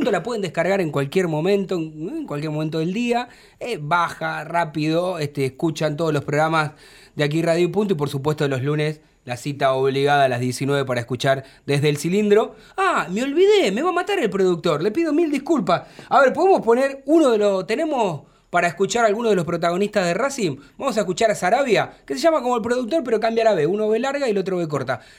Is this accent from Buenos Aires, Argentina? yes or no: yes; Buenos Aires, Argentina; Yo soy de Villa Soldati